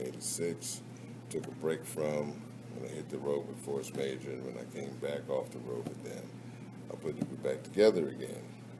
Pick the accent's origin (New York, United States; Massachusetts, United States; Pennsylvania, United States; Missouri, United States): Pennsylvania, United States; Philadelphia; moved away; growing up in Philly